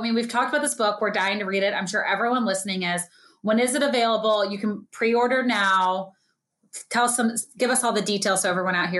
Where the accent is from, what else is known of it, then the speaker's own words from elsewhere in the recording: St. Louis, Missouri, United States; I'm from St. Louis.